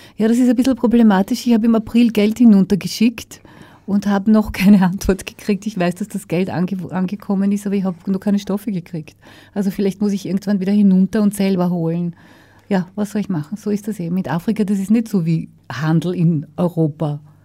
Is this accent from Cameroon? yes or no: no; Austria; also born or lived in United States / Germany / France / Switzerland